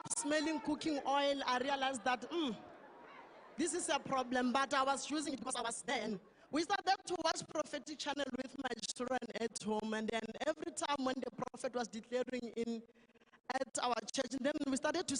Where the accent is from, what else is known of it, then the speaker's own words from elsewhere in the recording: Limpopo, South Africa; moved away; I come from Western area. I originate at Limpopo